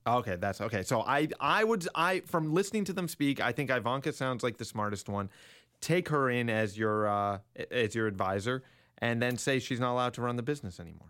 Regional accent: Richmond Hill, Ontario, Canada; growing up in Richmond Hill in the late nineties

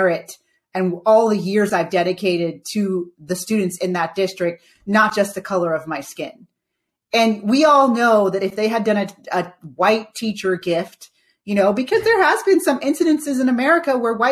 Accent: Santa Cruz, California, United States; raised in a left-leaning family in a left-leaning area, Santa Cruz, California

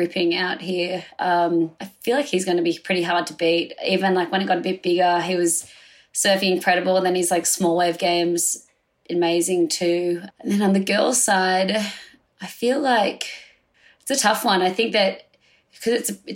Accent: Sydney, New South Wales, Australia; I grew up here in Narrabeen, joined the Board Riders Club when I started surfing when I was 9

